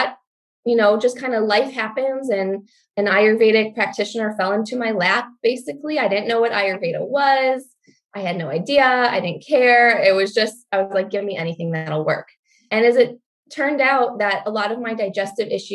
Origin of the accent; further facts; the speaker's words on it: Michigan, United States; also born or lived in New Mexico; I grew up in Michigan